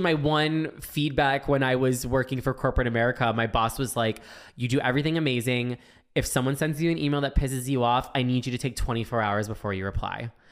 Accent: Florida, United States; growing up in Florida

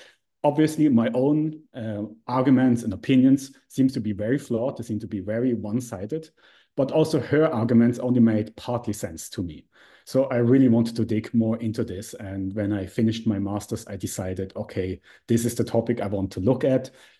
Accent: Switzerland; I'm from Switzerland

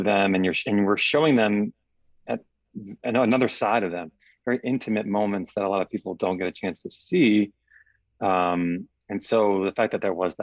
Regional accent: New York, United States; I grew up in New York

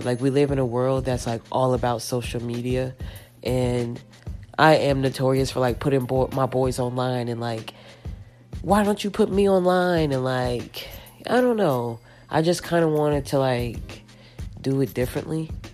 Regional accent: Dime Box, Round Rock, Texas, United States; growing up in dime box

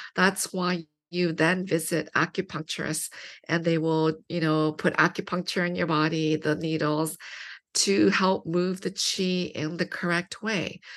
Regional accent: London, Ontario, Canada; I grew up in London, Ontario, which is a small city, two hours from Toronto.

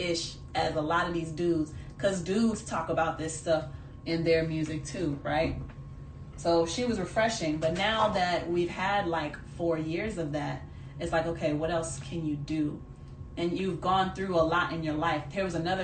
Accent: Jamaica; being Jamaican

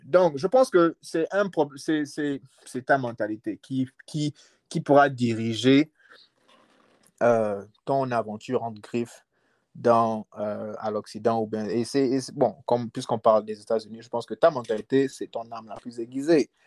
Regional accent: Libreville, Estuaire, Gabon; now in United States; je viens, je viens de Libreville. Je viens d'un quartier qu'on appelle les States Québec. Mhm. Moi, je suis, je suis un gars d'Akébé.

